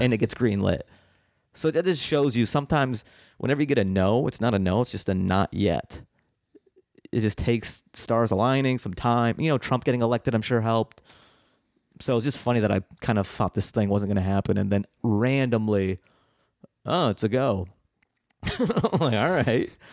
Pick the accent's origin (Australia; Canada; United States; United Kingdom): United States; Seattle, Washington; I grew up in Seattle